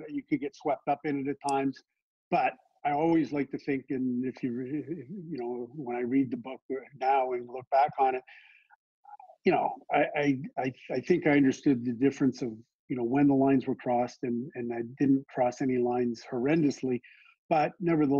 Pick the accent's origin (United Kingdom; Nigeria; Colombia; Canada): Canada; Toronto, Ontario; in the blue collar growing up in Scarborough in the 1960s